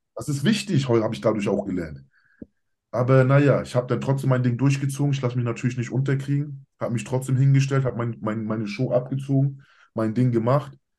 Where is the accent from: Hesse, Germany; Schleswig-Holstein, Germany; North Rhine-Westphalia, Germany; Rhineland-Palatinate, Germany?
Schleswig-Holstein, Germany; Kiel; Ich bin Deutscher, ich bin hier geboren, hier aufgewachsen, Kieler Sprotte, wirklich mein Leben lang